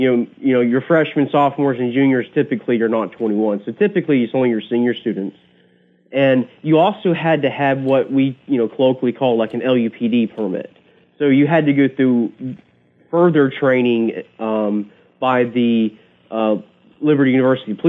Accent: Central North Carolina, United States; I grew up in Central North Carolina, and I grew up shooting guns like most people in the country

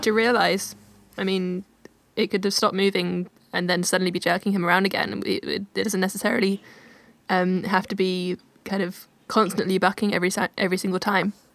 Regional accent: Oxford, South East England, United Kingdom; in Oxford, my hometown

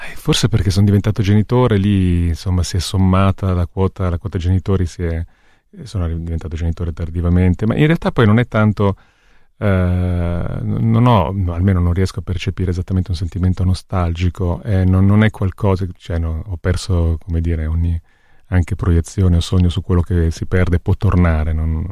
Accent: Corsico, Lombardy, Italy; moved away as an adult; also born or lived in Milan / Campania (family); now in Paris, France; siamo arrivati dalla, dalla Campania, io sono nato a Milano, ma, e quindi io arrivavo a Milano, e vivevamo in periferia a Corsico

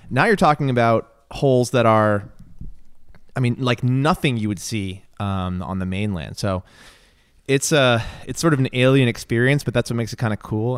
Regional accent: New England, United States; growing up in New England

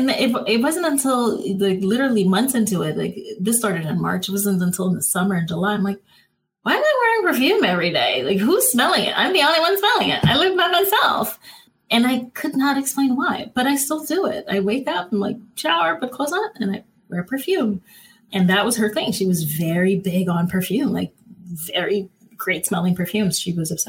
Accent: Cap-Haïtien, Nord, Haiti; also born or lived in Florida, United States / Ohio, United States; now in Los Angeles, United States; growing up in Haiti

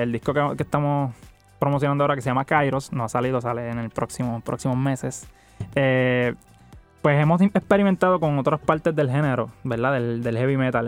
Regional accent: Puerto Rico; de dónde nosotros venimos

